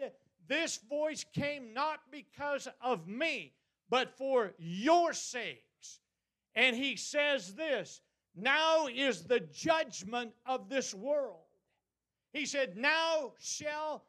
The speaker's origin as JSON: {"language": "English", "country": "United States", "said": "we as American, as Christian Americans"}